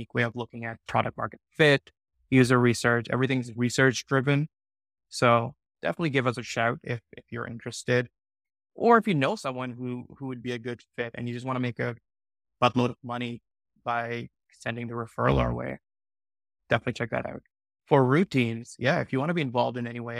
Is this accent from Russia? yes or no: no; Pakistan; moved away; I grew up in Pakistan